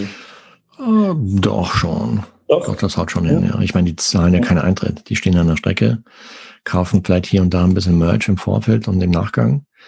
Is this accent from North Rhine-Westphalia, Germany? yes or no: yes; Sauerland, North Rhine-Westphalia, Germany; ich komme aus Nordrhein-Westfalen